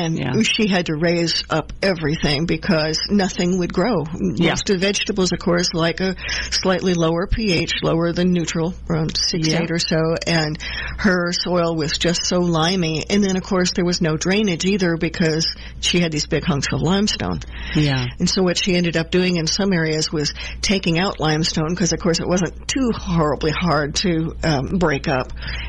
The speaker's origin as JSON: {"language": "English", "region": "Midwest", "country": "United States", "tie": "born or raised there", "also_born_or_lived": "New Jersey", "moved": "yes", "lives_now": "Georgia, United States", "said": "I grew up in the Midwest with 20 or 30 feet of topsoil, and it was all sandy loam, and then moving to New Jersey"}